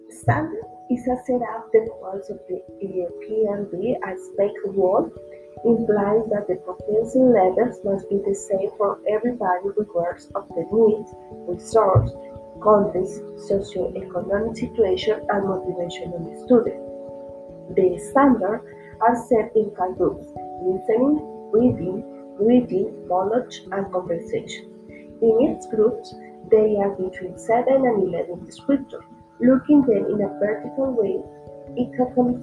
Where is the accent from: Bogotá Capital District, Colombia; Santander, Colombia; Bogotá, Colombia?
Santander, Colombia; Bucaramanga; I am from Bucaramanga